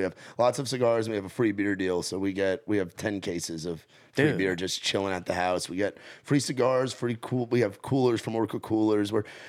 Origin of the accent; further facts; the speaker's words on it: Northeast, United States; Like, I've been from growing up in the Northeast, where all the states are just a couple hours from each other.